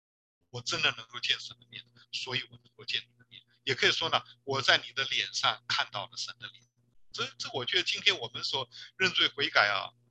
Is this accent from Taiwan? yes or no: no; China; 我中国人不是讲面子吗？